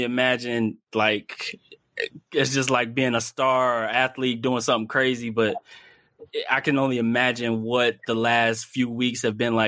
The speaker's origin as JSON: {"language": "English", "town": "Killeen", "region": "Texas", "country": "United States", "said": "I'm from Killeen, Central Texas"}